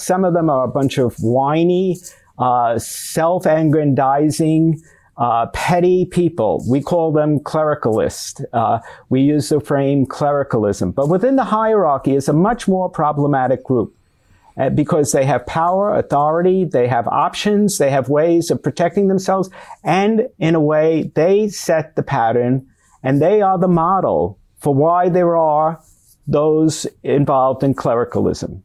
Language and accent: English; United States; also born or lived in Rome, Italy; I, as an American